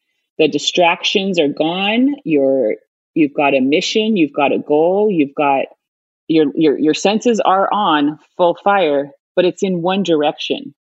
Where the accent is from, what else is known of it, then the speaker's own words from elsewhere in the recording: Ohio, United States; And I find I was from Ohio. This is not a sport we have there.